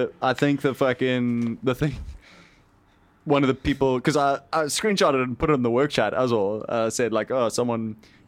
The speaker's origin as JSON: {"language": "English", "country": "South Africa", "said": "a South African man"}